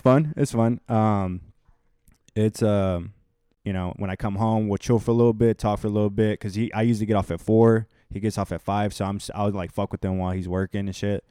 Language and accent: English; Houston, Texas, United States; I'm from Houston, Texas